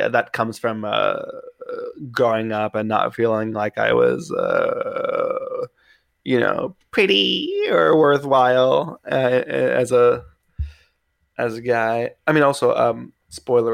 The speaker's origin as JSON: {"language": "English", "town": "New York City", "region": "New York", "country": "United States", "tie": "born or raised there", "said": "I grew up in Queens"}